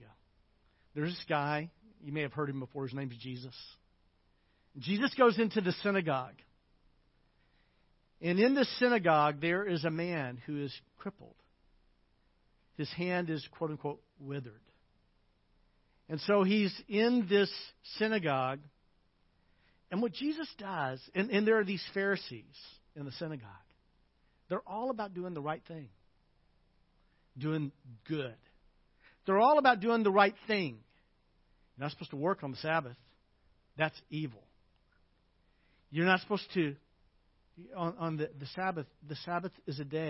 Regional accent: Little Rock, Arkansas, United States; a good Christian young man growing up in Little Rock, Arkansas

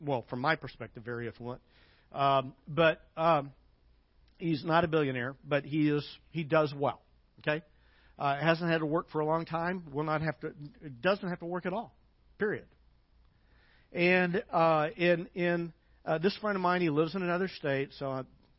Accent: United States

